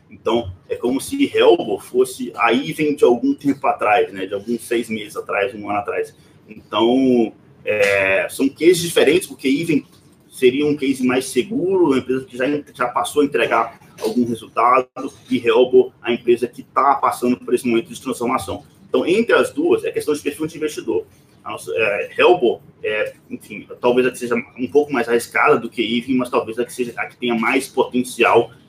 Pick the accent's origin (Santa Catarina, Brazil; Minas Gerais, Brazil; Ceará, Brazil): Minas Gerais, Brazil; Governador Valadares; Então, é, na verdade, eu sou governador Valadares, né? Mas eu falo que sou de Belo Horizonte para ficar mais fácil.